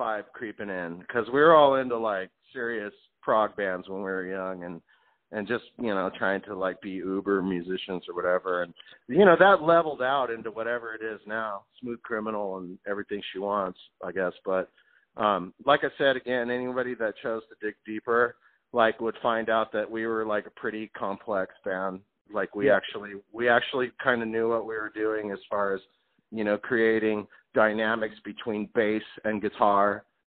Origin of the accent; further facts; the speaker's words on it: Southern California, United States; I'm from California. I'm a Southern California boy